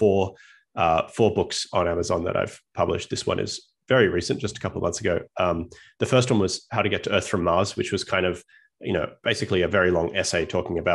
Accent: Australia; moved away as an adult; now in United States; As you can tell from my accent, I was born and raised in Australia

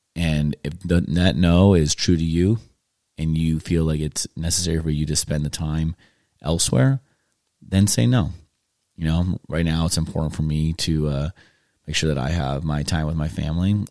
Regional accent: California, United States; moved away as an adult; now in Tennessee, United States; growing up in California. I lived there for, um, thirty, almost thirty-eight years now. And, um, my family and I decided to, um, move to Tennessee and start over

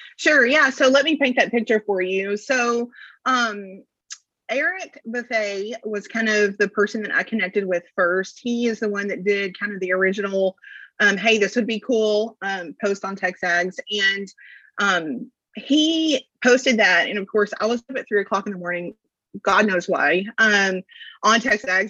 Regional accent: Lufkin, Texas, United States; moved away as an adult; also born or lived in College Station, Texas; now in Brazos Valley, United States; I'm originally from Lufkin, Texas, and moved to College Station um, in '99 to come to school

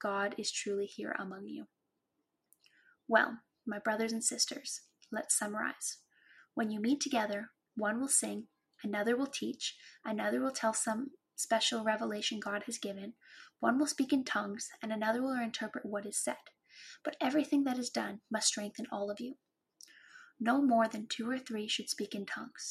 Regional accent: Cranbrook, British Columbia, Canada; growing up in Cranbrook

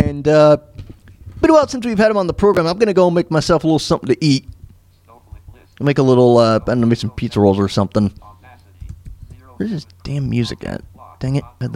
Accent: Florida, United States; also born or lived in New York; now in Kansas, United States; I grew up in New York, but I moved to Florida. And I grew up in Florida for a majority of my life

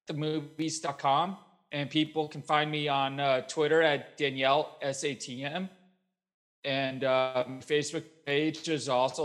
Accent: Louisville, Kentucky, United States; I grew up in Louisville, Kentucky.

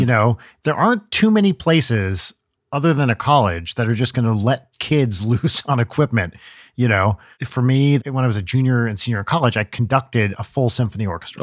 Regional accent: New Jersey, United States; I grew up in Jersey

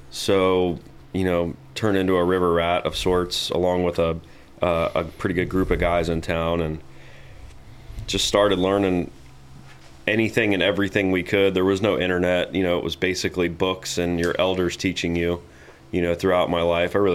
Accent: Tarpon Springs, Florida, United States; as you said, I grew up in Tarpon Springs. It's a very small community, um, you know, built around a river.

